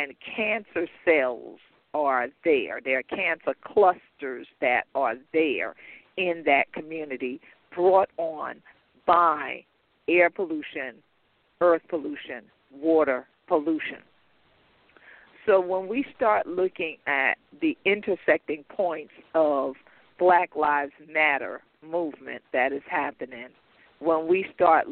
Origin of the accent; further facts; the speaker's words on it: St. Helena Island, South Carolina, United States; in particular in my home state and my particular county, my own county, Beaufort County, on the island of Port Royal and then on my home island, St. Helena Island